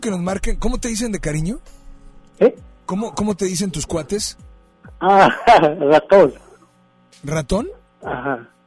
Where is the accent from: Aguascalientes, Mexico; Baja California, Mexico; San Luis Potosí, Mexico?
San Luis Potosí, Mexico; Soy de San Luis Potosí. De San Luis, ¿y te encuentras en la ciudad de Monterrey? No, ahorita estoy acá por este, acá por San Luis.